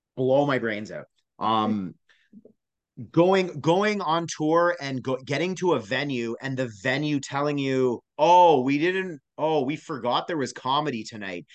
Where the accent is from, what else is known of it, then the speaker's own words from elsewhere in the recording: Canada; I am a Canadian performer